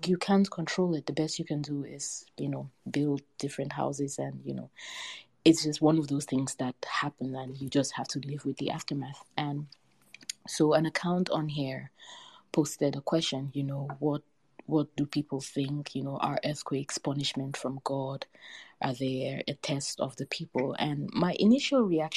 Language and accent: English; Buea, Southwest Region, Cameroon; I grew up in Buea, which is a small town on the slopes of Mount Faku, also known as Mount Cameroon